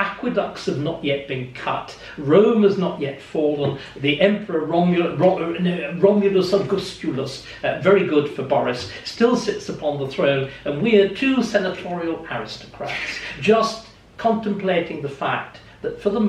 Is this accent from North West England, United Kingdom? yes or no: yes; Kendal, North West England, United Kingdom; where I was born in Kendal